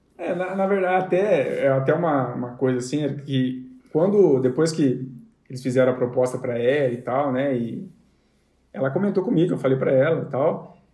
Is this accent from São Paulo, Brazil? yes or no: no; Londrina, Paraná, Brazil; a gente é de Londrina